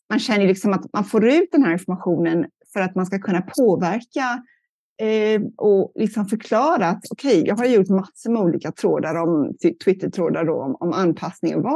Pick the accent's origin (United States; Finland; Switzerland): United States; California; jag är uppvuxen i Kalifornien mest och där det ju, har det varit mycket torka